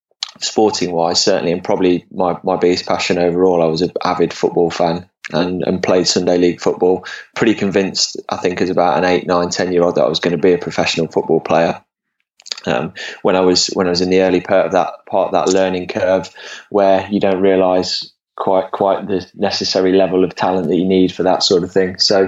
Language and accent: English; Leicestershire, East Midlands, United Kingdom; Well, I grew up in England, in the Midlands, in Leicestershire. I'm 40 years old now, so I was born in 78.